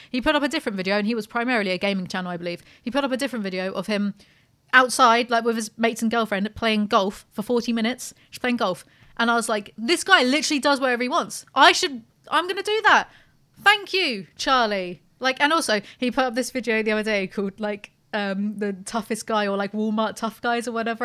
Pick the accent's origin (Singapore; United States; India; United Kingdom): United Kingdom; We're British